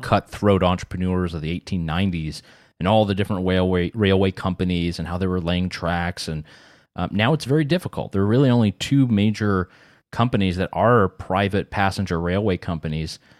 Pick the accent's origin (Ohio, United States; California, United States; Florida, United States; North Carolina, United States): North Carolina, United States; in my hometown in North Carolina